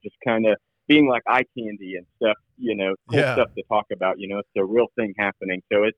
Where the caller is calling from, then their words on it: Lebanon, Missouri, United States; I'm calling from Lebanon, Missouri, about 3 hours south of Kansas City.